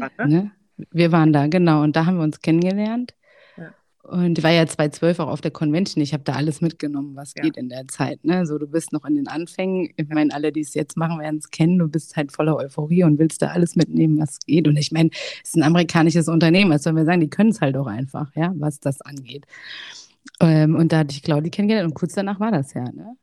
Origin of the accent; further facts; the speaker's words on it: Hesse, Germany; ich bin 36 Jahre alt, komme aus dem schönen Hessen. Vielleicht hört man es, vielleicht auch nicht